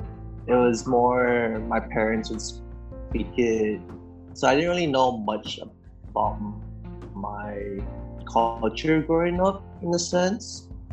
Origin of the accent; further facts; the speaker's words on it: Honolulu, Hawaii, United States; Born and raised in Hawaii from Alimanu. My dad's from Locosur, my mom's from Locos Norte. They met here in Hawaii. And I consider myself second generation Filipino American.